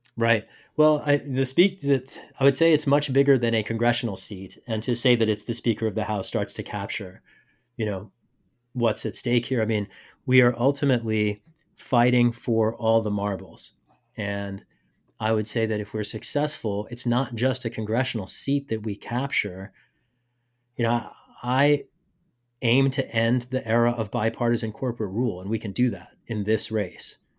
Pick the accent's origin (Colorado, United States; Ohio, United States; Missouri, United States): Missouri, United States; Rosebud; also born or lived in England / Pakistan; I came up in rural Missouri, uh, my family moved there when I was two years old. grew up in a small town called Rosebud.